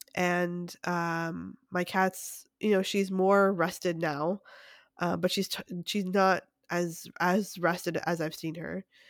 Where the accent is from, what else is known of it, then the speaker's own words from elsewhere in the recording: Canada; now in United States; being Canadian